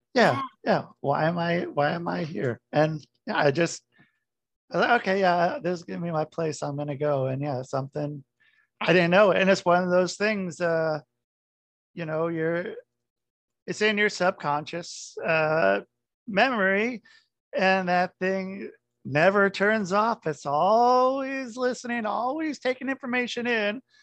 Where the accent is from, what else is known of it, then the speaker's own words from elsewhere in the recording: New Fairfield, Connecticut, United States; moved away; also born or lived in Oregon; I grew up in New Fairfield